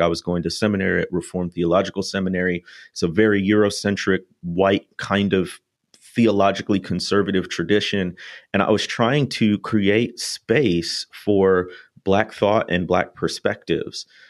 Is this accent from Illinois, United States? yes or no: yes; North Shore of Illinois, United States; moved away as an adult; now in Mississippi, United States; going from the North Shore of Illinois down to what one author calls the most southern place on earth